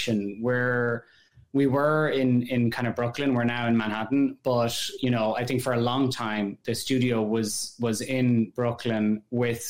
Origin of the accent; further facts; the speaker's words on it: Ireland; moved away as an adult; also born or lived in France / Netherlands; now in New York, United States; I grew up in Ireland and in rural Ireland. So, you know, I'm from the countryside